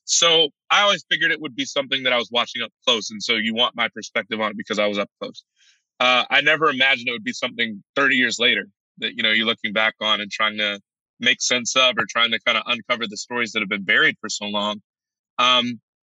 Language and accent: English; Chicago, Illinois, United States; I'm from Chicago